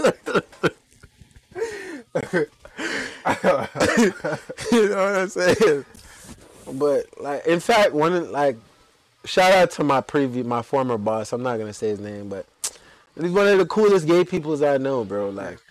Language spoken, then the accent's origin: English; Jamaica; moved away; I come from Jamaica